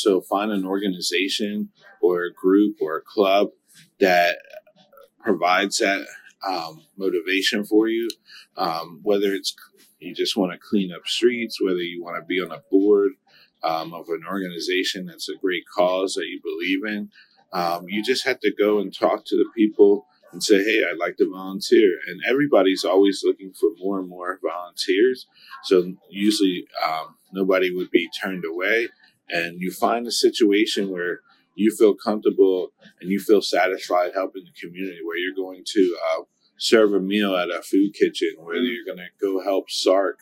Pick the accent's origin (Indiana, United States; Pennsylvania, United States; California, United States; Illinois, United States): Pennsylvania, United States; Lebanon; I was born and raised here in Lebanon.